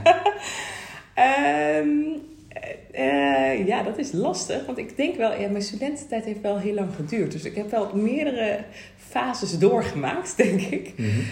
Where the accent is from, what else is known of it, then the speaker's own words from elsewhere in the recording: Rosmalen, North Brabant, Netherlands; ik ben opgegroeid in Rosmalen bij Den Bosch. Dus echt van de Brabantse gezelligheid